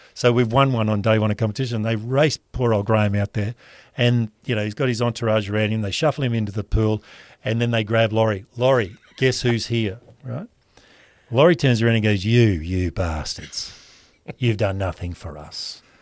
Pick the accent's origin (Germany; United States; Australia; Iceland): Australia; Rockhampton, Queensland; growing up in Rockhampton